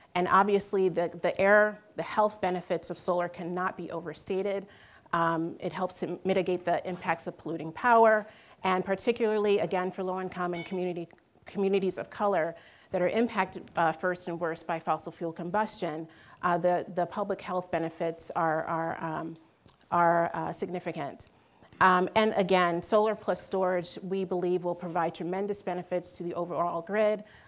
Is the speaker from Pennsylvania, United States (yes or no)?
yes; Philadelphia, Pennsylvania, United States; I'm originally from Philly